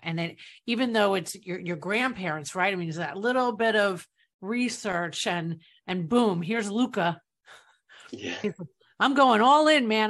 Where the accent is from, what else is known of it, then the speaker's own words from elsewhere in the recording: New York, United States; I'm from New York